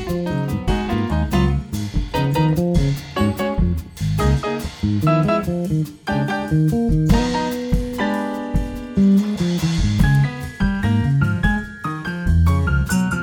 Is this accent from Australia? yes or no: no; Rio de Janeiro, Brazil; moved away as an adult; now in Seattle, United States; I am from Rio de Janeiro, but I've been living in Seattle for about 26 years.